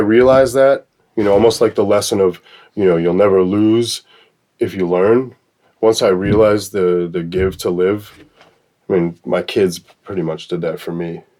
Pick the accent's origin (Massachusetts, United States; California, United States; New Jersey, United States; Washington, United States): Massachusetts, United States; Boston; born there; So I was born in Boston.